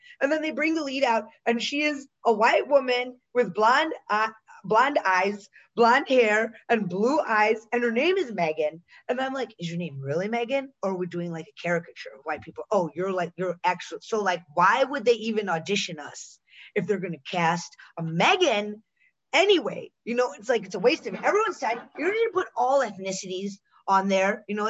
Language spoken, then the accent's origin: English; Pittsburgh, Pennsylvania, United States; born there; I was born in Pittsburgh.